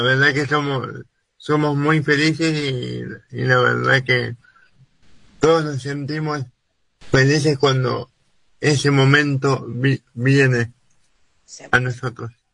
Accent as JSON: {"language": "Spanish", "country": "Argentina", "said": "nos identifique como argentinos"}